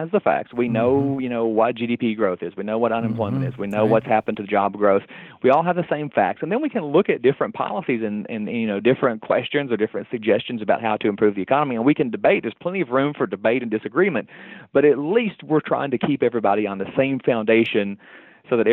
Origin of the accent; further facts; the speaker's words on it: southwestern Virginia, United States; moved away as an adult; also born or lived in Tennessee / Omaha, Nebraska; now in West Virginia, United States; I'm from originally southwestern Virginia. My home is about 45 minutes off of the kind of southernmost, point in West Virginia